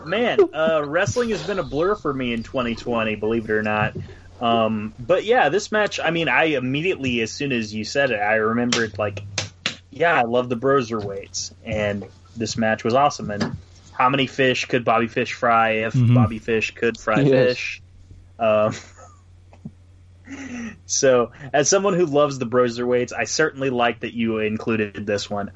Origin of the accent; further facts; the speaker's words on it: United States; I'm an American